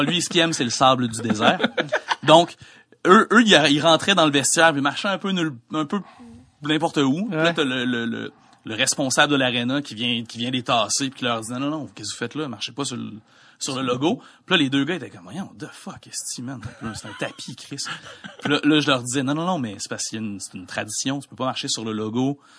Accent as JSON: {"language": "French", "town": "Quebec City", "region": "Quebec", "country": "Canada", "said": "je viens de Québec"}